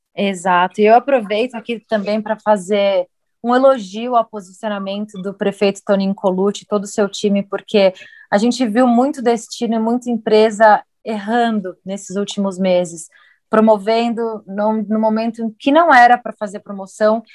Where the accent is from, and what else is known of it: Brazil